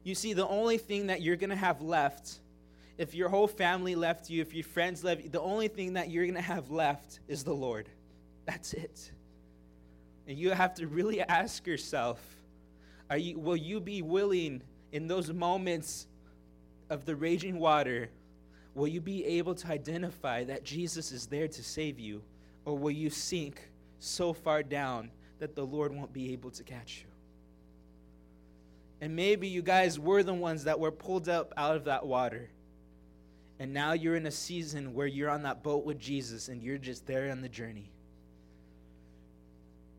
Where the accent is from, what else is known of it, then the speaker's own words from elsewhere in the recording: California, United States; moved away as an adult; now in Billings, United States; I'm from California